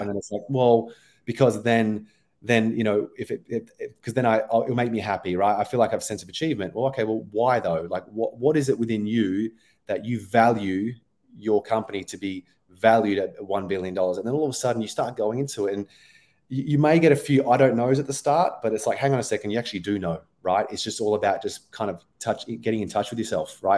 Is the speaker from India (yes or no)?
no; Australia; accent: Australian; moved away as an adult; now in London, United Kingdom; I'm origi-, originally Australian, if you haven't picked up from my accent already.